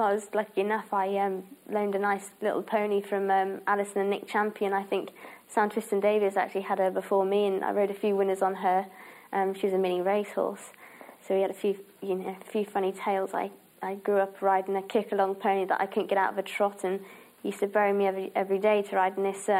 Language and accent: English; Herefordshire, West Midlands, United Kingdom; moved away; where I was brought up in Herefordshire